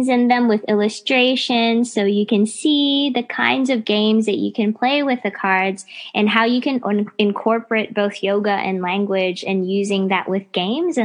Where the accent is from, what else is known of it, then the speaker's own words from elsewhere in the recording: United States; now in Melbourne, Australia; I grew up in the States